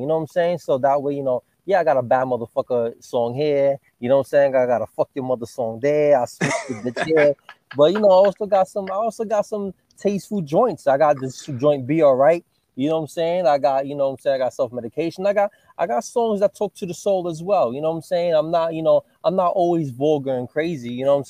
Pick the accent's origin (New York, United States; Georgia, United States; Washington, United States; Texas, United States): New York, United States; New York City; also born or lived in Florida / Brooklyn; West Farms in East Tremont. I was raised in Daly Avenue. You know what I'm saying? I lived in West Farms, you know what I'm saying, for most of my life, man.